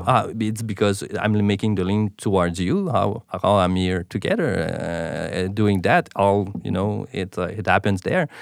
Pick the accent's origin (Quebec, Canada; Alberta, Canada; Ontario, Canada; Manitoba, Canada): Quebec, Canada; Montreal; first language French; English is a second language; I'm from Montreal, so, uh, that's why the accent, my main, my, uh, main language is, uh, French